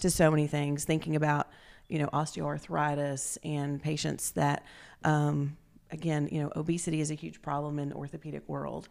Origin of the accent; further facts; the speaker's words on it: Grundy, Virginia, United States; moved away as an adult; also born or lived in Roanoke, Virginia / New Haven, Connecticut; now in East Tennessee, United States; I'm originally from Southwest Virginia, from Grundy, Virginia.